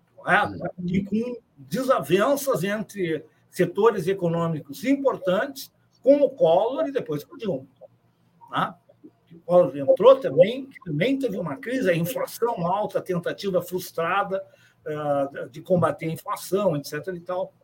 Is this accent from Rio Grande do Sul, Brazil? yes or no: yes; São Borja, Rio Grande do Sul, Brazil; eu sou de São Borja